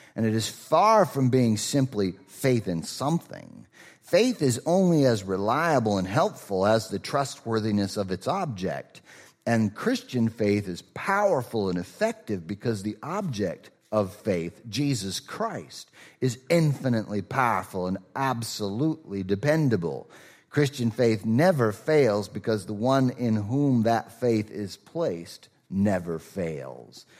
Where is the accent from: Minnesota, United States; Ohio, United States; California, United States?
Minnesota, United States; Rochester; moved away; I'm from Rochester